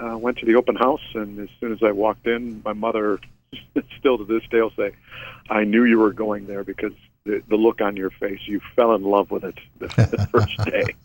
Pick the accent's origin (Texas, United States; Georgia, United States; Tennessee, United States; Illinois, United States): Illinois, United States; Chicago; moved away as an adult; also born or lived in Washington, D.C. area; now in Fort Rucker, United States; I grew up in Chicago and born and raised in the city itself